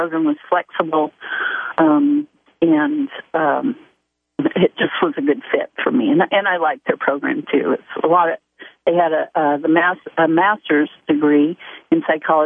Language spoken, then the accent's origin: English; Dallas, Texas, United States; also born or lived in Austin, Texas; now in Westlake Village, United States; I grew up in Dallas, Texas.